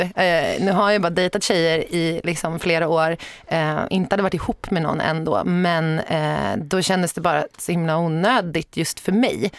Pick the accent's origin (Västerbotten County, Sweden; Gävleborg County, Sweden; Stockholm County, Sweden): Stockholm County, Sweden; Sorunda; Jag är född och uppvuxen i Sorunda som är ett litet samhälle typ fem och en halv mil söder om Stockholm